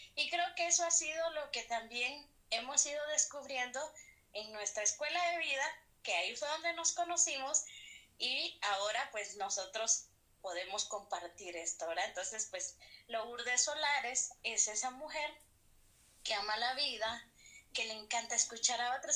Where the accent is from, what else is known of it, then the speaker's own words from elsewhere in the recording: Guatemala; nuestro gentilicio acá en Guatemala es pues que somos guatemaltecos